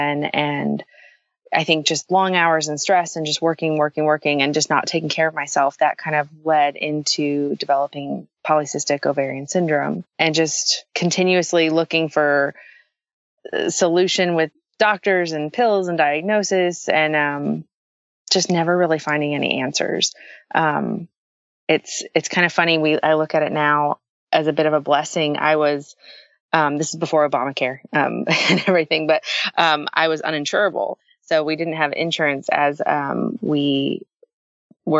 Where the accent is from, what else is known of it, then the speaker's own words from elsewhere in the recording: Florida, United States; I grew up in Florida.